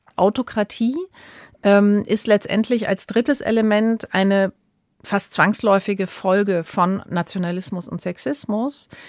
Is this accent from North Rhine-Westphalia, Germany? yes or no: no; Saarland, Germany; ich komme selbst aus dem Saarland.